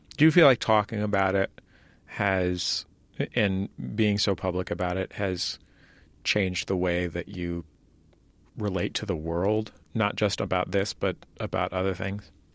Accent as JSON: {"language": "English", "area": "Bay Area", "region": "California", "country": "United States", "tie": "born or raised there", "moved": "as an adult", "lives_now": "Los Angeles, United States"}